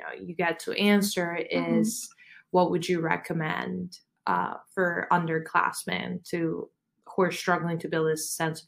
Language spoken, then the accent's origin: English; Argentina; now in United States; I'm from Argentina, so I love Hispanic music